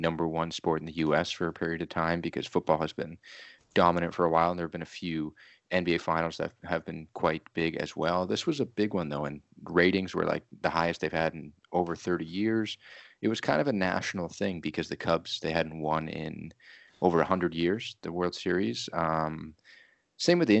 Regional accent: Canada; I'm from Canada

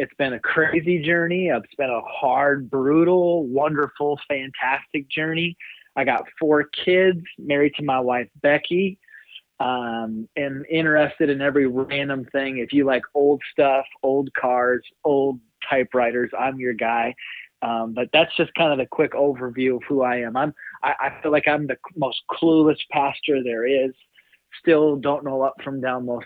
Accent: South Dakota, United States; also born or lived in Kentucky; I'm born and raised in South Dakota

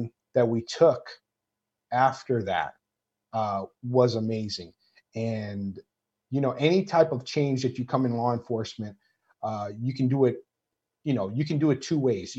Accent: Maui, Hawaii, United States; moved away as an adult; now in Los Angeles, United States; I'm half Portuguese, half Filipino that grew up in Hawaii.

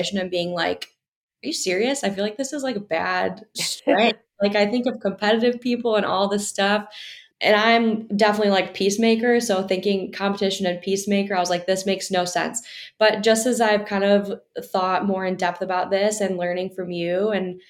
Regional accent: Wisconsin, United States; moved away as an adult; now in Michigan, United States; I'm from Wisconsin, so I've always been in the Midwest, but I came here for college

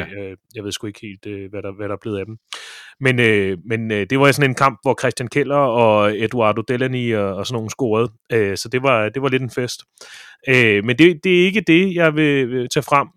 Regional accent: Ølstykke, Capital Region of Denmark, Denmark; jeg spillede som barn badminton i Ølstykke

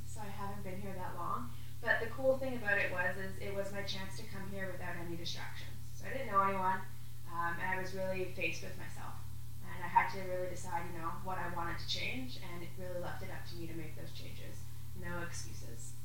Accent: Toronto, Ontario, Canada; I'm originally from Toronto, and you know, when I was 18, I decided to move out

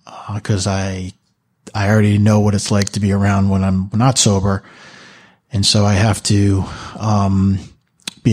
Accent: Manalapan, New Jersey, United States; I'm from Manalapan, New Jersey.

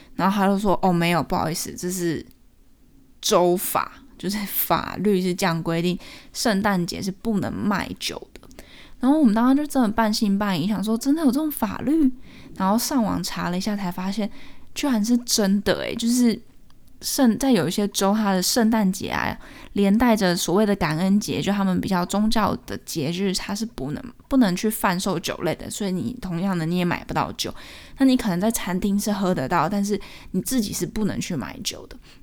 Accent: Taiwan; now in United States; 我们台湾人看了觉得很奇怪、很歪头

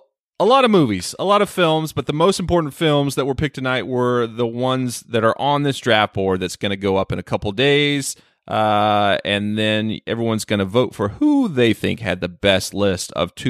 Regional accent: North Carolina, United States; my home state of North Cackalack

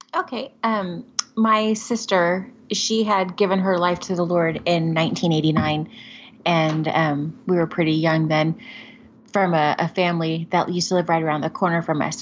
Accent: Covina, California, United States; I grew up in Southern California

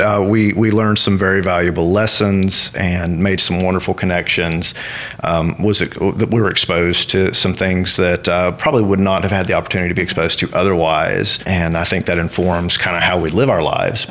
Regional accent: Western North Carolina, United States; also born or lived in Washington, D.C.; now in Ruston, United States; I'm originally from Western North Carolina

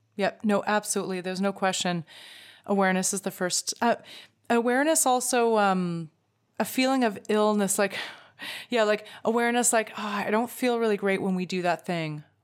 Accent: Canada; as a Canadian

